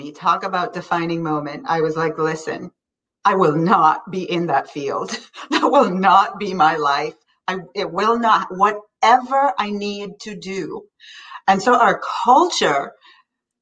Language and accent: English; Kingston, Jamaica; moved away as an adult; now in United States; I grew up in Kingston